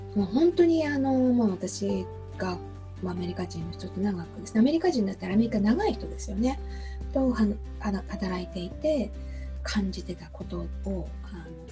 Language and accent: Japanese; Japan